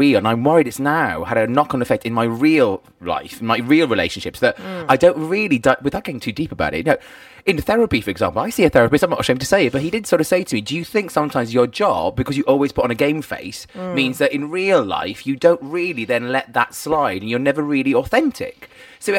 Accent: United Kingdom; us Brits

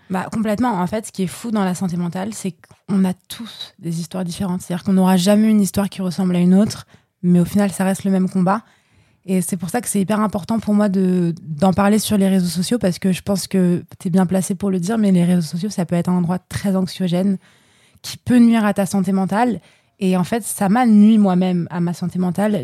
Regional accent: Paris, Île-de-France, France; parisienne depuis toujours, hein. J'ai pas d'origine, euh, de droite ou gauche, comme les gens peuvent, euh, peuvent dire en général, mais voilà, je viens de Paris, je suis parisienne

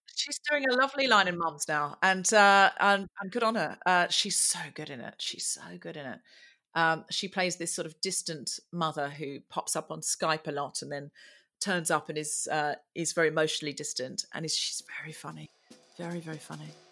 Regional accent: Australia; I was born and raised in Australia

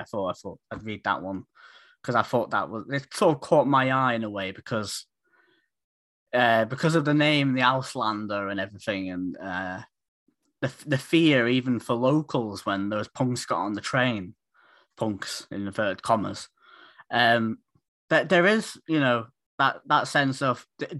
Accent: Isle of Man; because I'm from the Isle of Man originally.

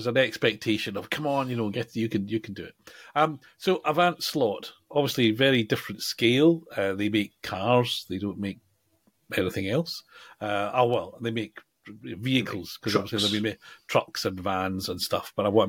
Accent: United Kingdom; we're British

